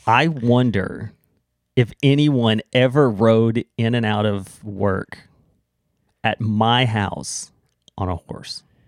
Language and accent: English; United States; now in Canada; I'm an American